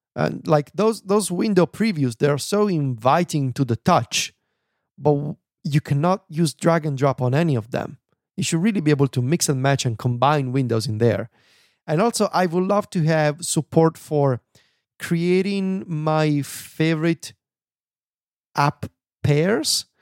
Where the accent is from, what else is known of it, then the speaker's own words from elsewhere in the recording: Italy; first language Italian; English is a second language; I'm not so good at my native language anymore. I am losing my Italian abilities